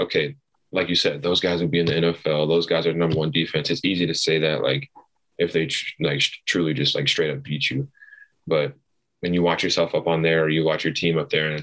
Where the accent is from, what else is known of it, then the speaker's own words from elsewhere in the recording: Farragut, Tennessee, United States; also born or lived in Texas; I was practically raised all in Knoxville. Grew up in Farragut like my whole life